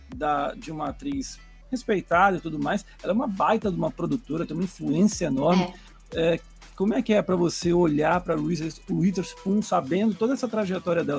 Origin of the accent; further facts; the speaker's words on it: Manaus, Amazonas, Brazil; A Mônica também, assim como a Pamela e eu, somos de Manaus